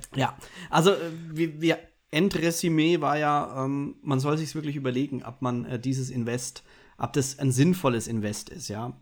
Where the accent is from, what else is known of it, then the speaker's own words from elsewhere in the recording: Bavaria, Germany; Ich als Bayer